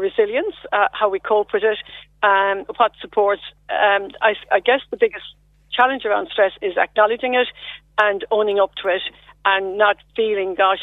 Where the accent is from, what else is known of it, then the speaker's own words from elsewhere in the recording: Lismore, Munster, Ireland; moved away as an adult; also born or lived in Cork; now in Westmeath, Ireland; I'm formerly from Lismore in County Waterford